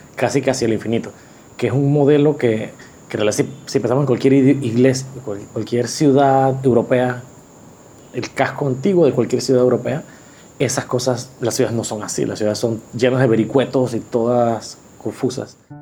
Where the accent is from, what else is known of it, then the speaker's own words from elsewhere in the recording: Panama; soy arquitecto panameño